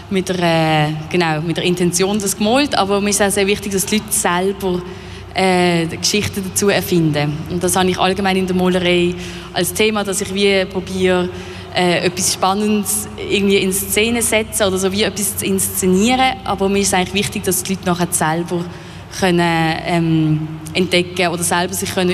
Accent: Basel, Basel-Stadt, Switzerland; also ich komme aus Basel, wie man vielleicht hört

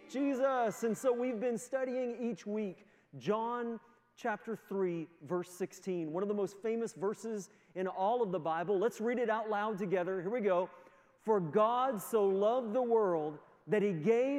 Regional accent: the Maritimes, Canada; moved away as an adult; also born or lived in United States; now in Moncton, Canada; my family, although we're all from the Maritimes

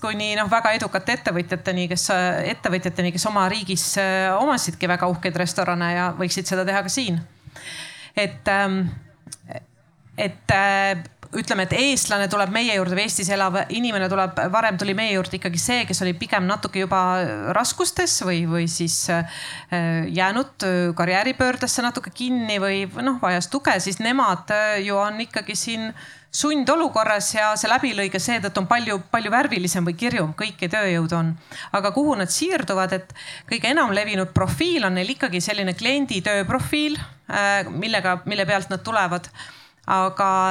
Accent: Tartu, Tartu County, Estonia; ise olen Tartust

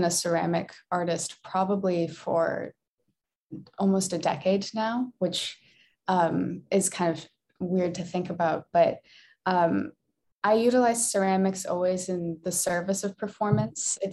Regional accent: Iowa, United States; moved away as an adult; also born or lived in Minnesota; now in Madison, United States; I was born in Minnesota, but I lived the longest in Iowa

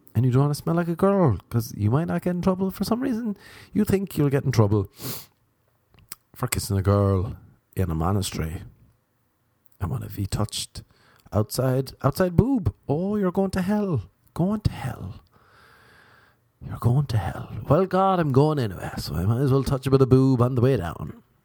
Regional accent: Ireland; now in Los Angeles, United States; I'm from Ireland

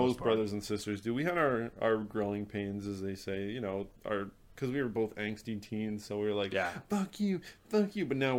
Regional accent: northern Massachusetts, United States; moved away as an adult; also born or lived in Cambridge, Massachusetts; now in Rhode Island, United States; I was born in Cambridge, Mass, and grew up in northern Massachusetts

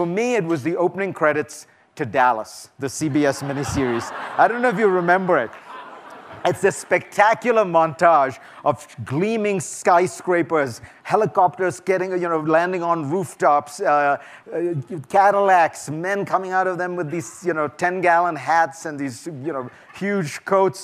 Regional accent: India; moved away as an adult; now in United States; I'm an immigrant, and I came to this country in the 1980s, and I grew up in India in the 1960s and 70s

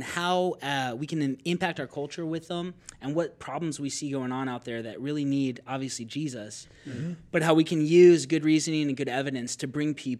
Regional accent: the Northwest, Pacific Northwest, United States; I'm being from the Northwest

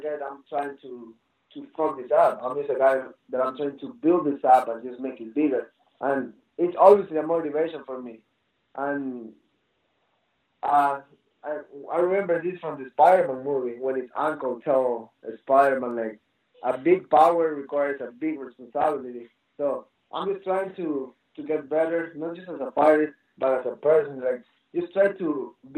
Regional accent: Ecuador; now in United States; I'm from Ecuador. My dad is pretty wild. Like, it's just the environment I grew up

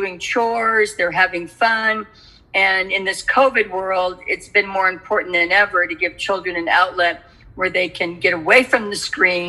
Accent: California, United States; As a young child growing up in California

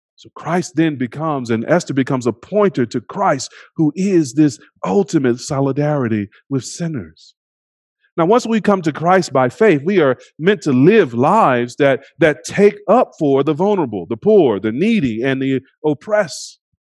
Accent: United States; We are simultaneously American and other

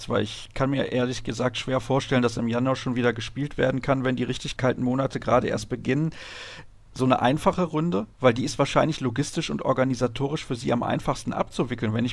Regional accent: Solingen, North Rhine-Westphalia, Germany; Ich kenne das hier in Solingen, in meiner Heimatstadt.

